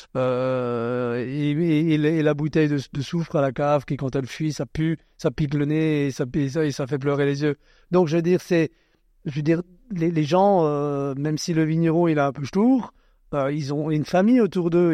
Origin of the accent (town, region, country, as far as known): Alsace, Grand Est, France